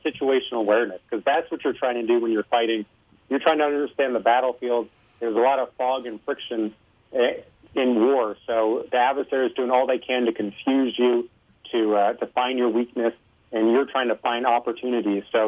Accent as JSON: {"language": "English", "town": "Los Alamos", "region": "New Mexico", "country": "United States", "tie": "born or raised there", "said": "I grew up in Los Alamos, New Mexico, where the Manhattan Project was."}